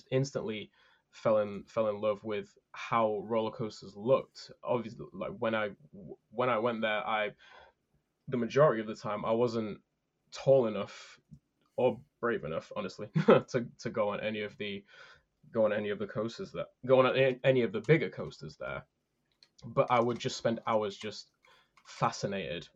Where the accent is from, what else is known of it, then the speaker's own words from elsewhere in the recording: United Kingdom; I am a British coaster enthusiast